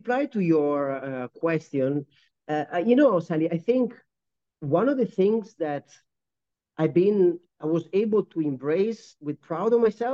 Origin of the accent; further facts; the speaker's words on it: Italy; moved away as an adult; also born or lived in United Kingdom / Japan / United States / Medellin, Colombia; now in Kuala Lumpur, Malaysia; born and raised in Italy